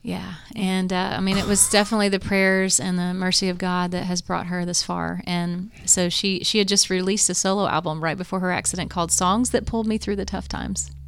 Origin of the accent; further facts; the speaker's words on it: Morrow, Ohio, United States; now in Tennessee, United States; we grew up in Morrow, which is close to here